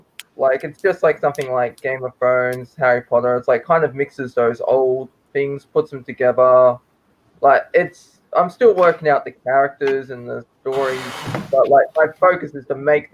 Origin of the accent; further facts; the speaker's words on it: Australia; I'm from Australia. I live in Queensland.